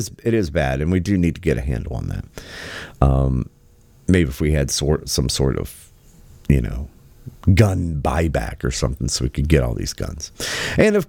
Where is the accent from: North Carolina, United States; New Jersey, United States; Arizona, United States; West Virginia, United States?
West Virginia, United States; moved away; my home state, original home state of West Virginia